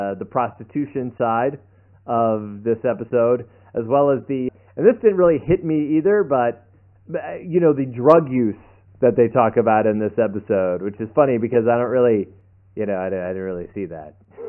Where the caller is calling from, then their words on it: Austin, Texas, United States; I'm calling from Austin